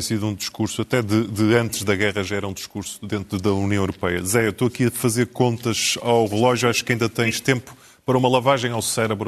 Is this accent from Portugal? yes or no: yes; the North, Northern Portugal, Portugal; Eu e tu somos do Norte